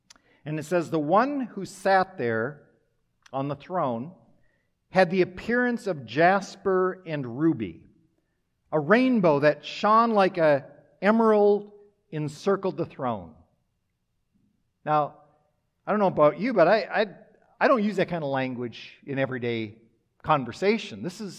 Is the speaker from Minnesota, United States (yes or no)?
yes; Minnesota, United States; also born or lived in Wisconsin; I grew up in Minnesota, Wisconsin, but have lived in the Midwest most of my life.